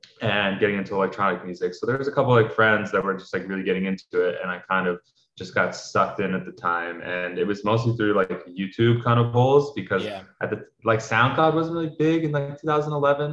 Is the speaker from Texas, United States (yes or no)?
no; New York City, New York, United States; So I was born and raised in New York, New York City. So I grew up in Manhattan, on the Upper West Side of Manhattan